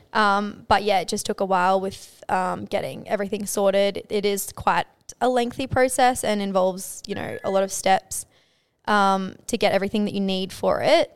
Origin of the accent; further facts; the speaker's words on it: Townsville, Queensland, Australia; moved away as an adult; growing up in Townsville